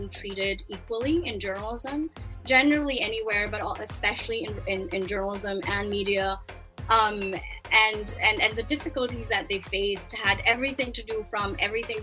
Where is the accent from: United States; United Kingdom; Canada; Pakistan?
Pakistan; moved away; I started my career in Pakistan as a Pakistani journalist in 1999